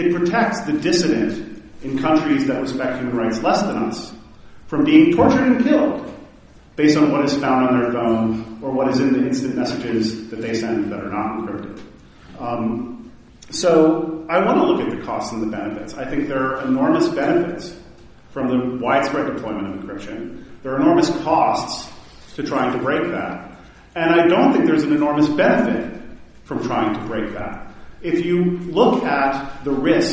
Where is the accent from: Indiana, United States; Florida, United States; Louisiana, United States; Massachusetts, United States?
Louisiana, United States; Baton Rouge; my hometown in Baton Rouge